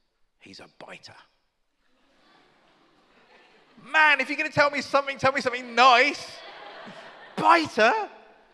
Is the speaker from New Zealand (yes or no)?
no; United Kingdom; I'm British